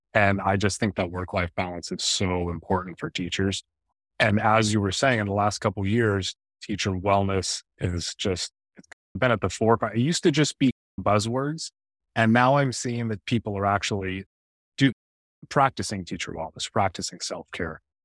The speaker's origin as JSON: {"language": "English", "area": "Bay Area", "region": "Northern California", "country": "United States", "tie": "born or raised there", "said": "I was born and raised in the Bay Area, Northern California"}